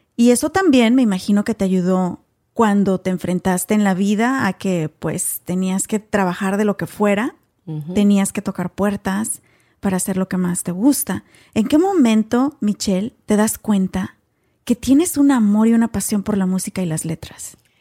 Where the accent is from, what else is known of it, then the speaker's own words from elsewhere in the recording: Mexico; moved away as an adult; now in United States; otros hasta venimos con carrera también de México